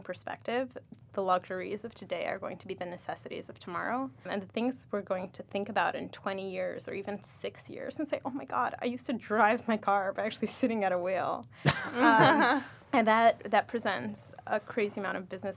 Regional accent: Moscow, Russia; now in New York, United States; I grew up in Moscow, Russia.

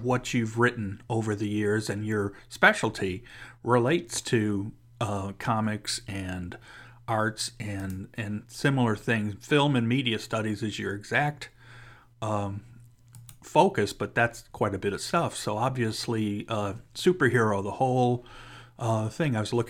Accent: Cleveland, Ohio, United States; I'm actually from Cleveland, so I was living in Cleveland still at the time when they were filming the first Avengers movie.

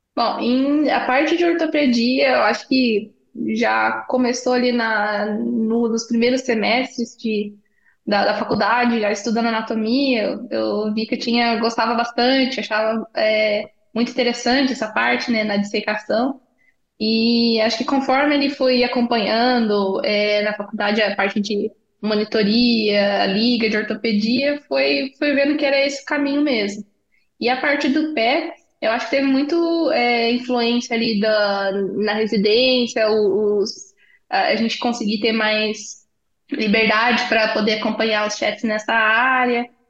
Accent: Paraná, Brazil; also born or lived in Itajaí / Londrina / Taubaté / Chicago; Eu sou paranaense

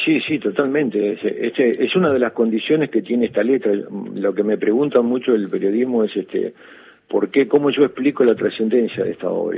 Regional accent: Quilmes, Buenos Aires Province, Argentina; yo soy de Quilmes, yo soy nacido en Quilmes, criado en Quilmes

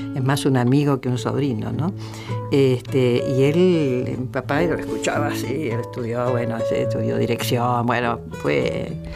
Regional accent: Villa Ballester, Buenos Aires Province, Argentina; moved away

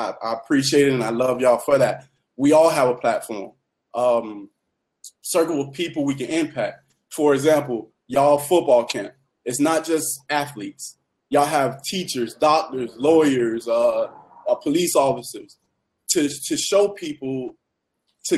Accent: Miami, Florida, United States; moved away; I was raised in Little Haiti

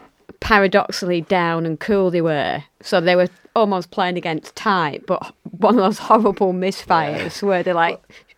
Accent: Lancashire, North West England, United Kingdom; accent: Lancashire, northern; it's great to have people with an accent like mine, from Lancashire, from the north

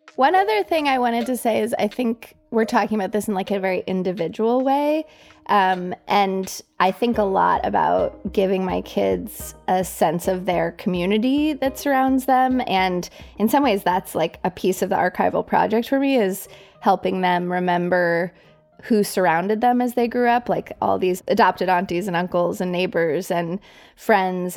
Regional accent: Colorado Springs, Colorado, United States; born or raised there; moved away as an adult; also born or lived in New York City

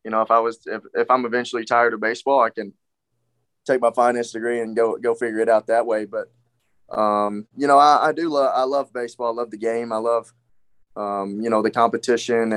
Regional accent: West Tennessee, United States; moved away; West Tennessee, you know, my hometown

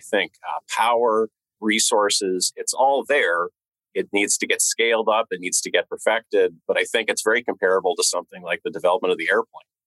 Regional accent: Northern California, United States; I grew up in Northern California

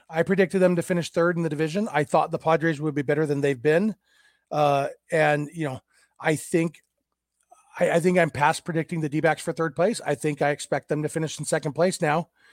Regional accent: Lake Elsinore, California, United States; minor league team here in my hometown.

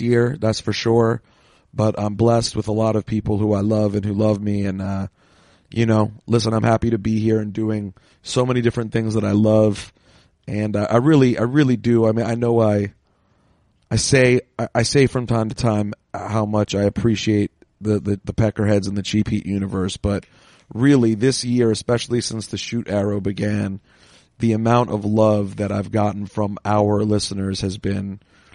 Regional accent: Washington, District of Columbia, United States; my hometown of Washington, D.C.

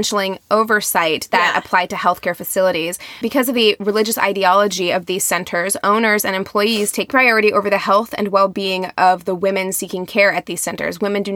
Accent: Bible Belt, the South, United States; I'm from the Bible Belt

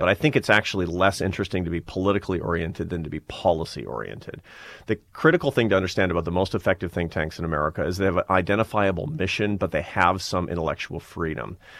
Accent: Seattle, Washington, United States; moved away; I'm from Seattle, Washington. I'm from a, a liberal Democratic family in Seattle, Washington

